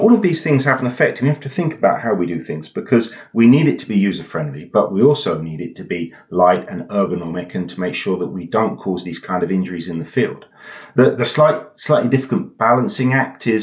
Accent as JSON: {"language": "English", "region": "England", "country": "United Kingdom", "said": "I'm English, not German"}